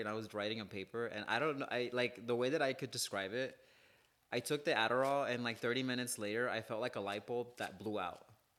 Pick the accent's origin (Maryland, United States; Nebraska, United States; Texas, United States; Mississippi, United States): Texas, United States; Houston; I grew up in Houston.